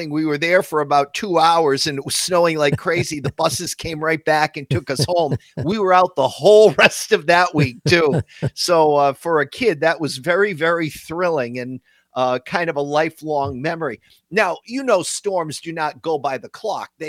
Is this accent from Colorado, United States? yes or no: no; Eastern Massachusetts, United States; born or raised there; now in Connecticut, United States